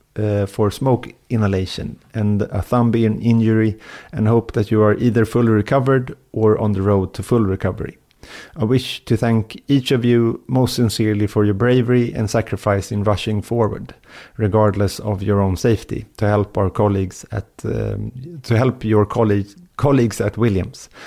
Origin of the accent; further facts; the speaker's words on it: Sweden; var kommer ni ifrån? Och då sa jag från Sverige